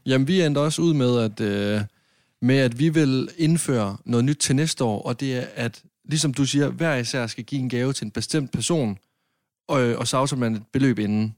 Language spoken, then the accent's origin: Danish; Varde, Southern Denmark, Denmark; now in Copenhagen, Denmark; Jeg var hjemme i Varde med mine forældre, min søster, min mormor